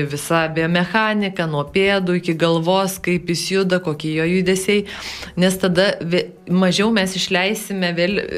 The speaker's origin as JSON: {"language": "Lithuanian", "town": "Alytus", "region": "Alytus County", "country": "Lithuania", "said": "Pasakiau, kad aš iš Alitausinai"}